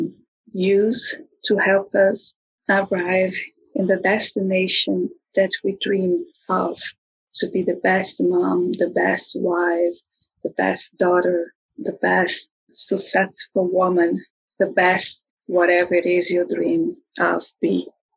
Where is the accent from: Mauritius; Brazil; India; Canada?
Brazil; now in United States; I am also from Brazil, a very amazing place that is have a forever place in my heart. And now I am an American citizen.